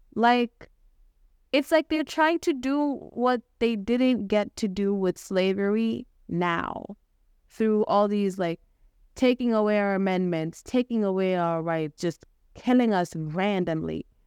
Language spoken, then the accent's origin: English; Kenya; moved away as an adult; I was born and raised in Kenya, born and raised, educated, loved, cared for there